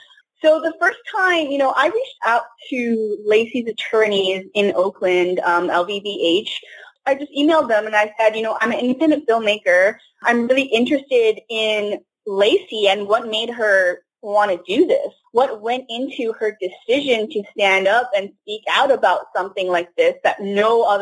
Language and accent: English; China; also born or lived in Canada; now in United States; as an immigrant, growing up in China, as an immigrant in Canada and in the U.S.